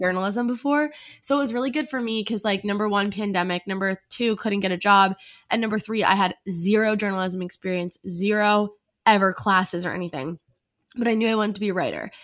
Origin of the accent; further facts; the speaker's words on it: New Jersey, United States; now in New York City, United States; I'm originally from New Jersey, but I live in New York City now